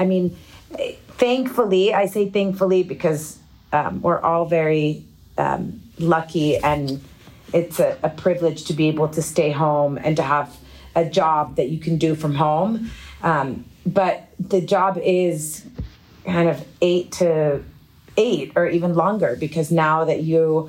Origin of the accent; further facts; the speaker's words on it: El Paso, Texas, United States; I grew up in El Paso, Texas